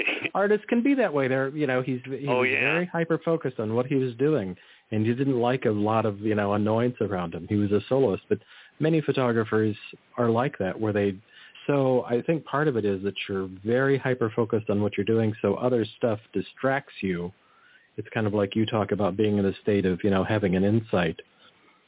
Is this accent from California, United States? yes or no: yes; Monterey Peninsula, California, United States; I grew up in the Monterey Peninsula.